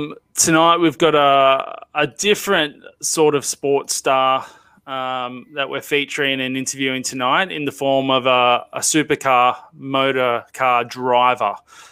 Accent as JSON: {"language": "English", "town": "Ipswich", "region": "Queensland", "country": "Australia", "tie": "born or raised there"}